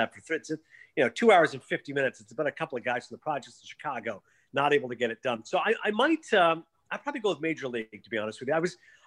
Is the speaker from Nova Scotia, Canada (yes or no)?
no; Toronto, Ontario, Canada; my hometown in Toronto